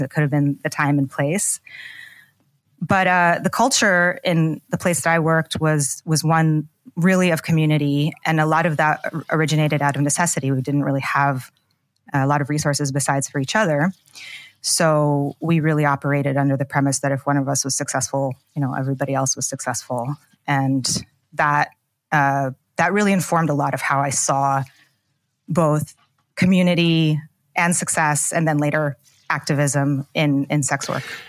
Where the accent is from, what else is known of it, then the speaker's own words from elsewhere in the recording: Pacific Northwest, United States; moved away as an adult; also born or lived in Soviet Union / New York; I was born in the former Soviet Union. My family came as political refugees in the late nineteen eighties. And I grew up in the Pacific Northwest